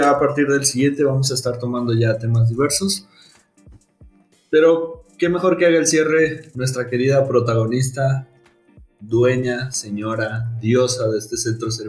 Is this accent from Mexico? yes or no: yes; Mexico; que somos mexicanos. Somos mexas.